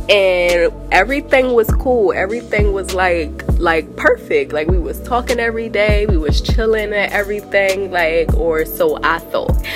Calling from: Delaware, United States; I'm calling from Delaware.

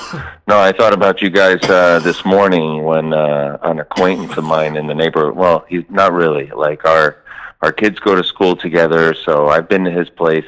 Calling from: Raleigh, North Carolina, United States; Buddy. I'm calling from Raleigh.

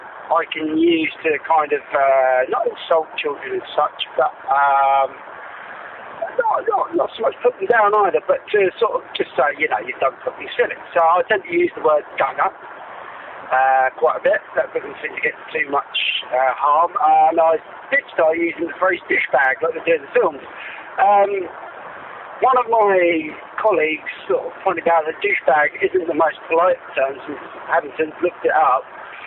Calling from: Wellington, New Zealand; from Wellington 15, Helen and Ollie, up to this.

